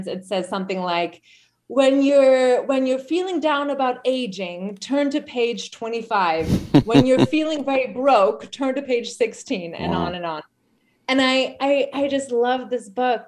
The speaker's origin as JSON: {"language": "English", "country": "Germany", "tie": "born or raised there", "also_born_or_lived": "San Francisco / Oakland / Berkeley / Albany", "moved": "yes", "said": "So I'm originally from East Germany. So I was born like a year before the wall fell down"}